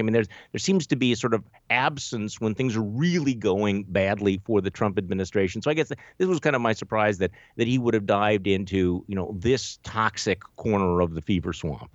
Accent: Milwaukee, Wisconsin, United States; here in my hometown of Milwaukee

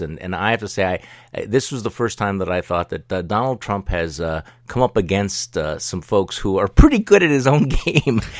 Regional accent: Milwaukee, Wisconsin, United States; my hometown here in, uh, in Milwaukee, Wisconsin

